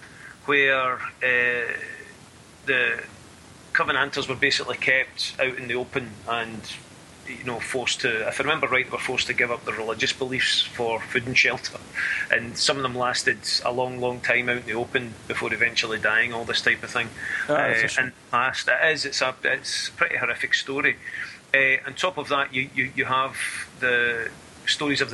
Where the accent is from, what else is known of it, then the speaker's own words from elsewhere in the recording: Scotland, United Kingdom; growing up in Scotland